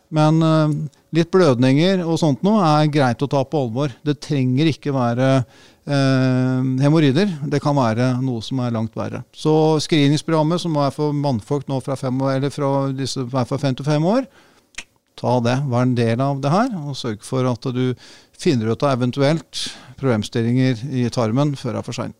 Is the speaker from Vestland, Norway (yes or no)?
no; Sofiemyr, Akershus, Norway; jeg er født og oppvokst på Sofiumer, rett ved Sofiumerhallen.